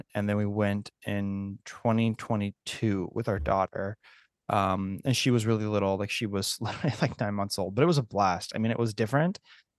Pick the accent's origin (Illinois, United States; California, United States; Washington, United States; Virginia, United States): California, United States; San Francisco; so I grew up in the San Francisco area.